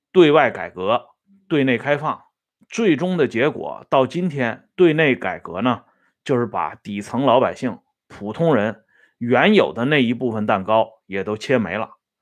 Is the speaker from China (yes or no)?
yes; China; 咱们中国人有个习惯